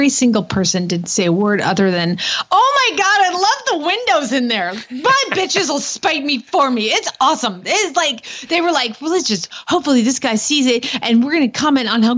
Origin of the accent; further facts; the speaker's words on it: Atlanta, Georgia, United States; I grew up in the city of Atlanta proper